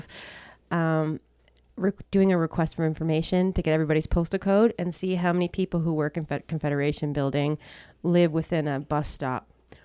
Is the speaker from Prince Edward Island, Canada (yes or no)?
yes; Prince Edward Island, Canada; now in Newfoundland and Labrador, Canada; I'm from Prince Edward Island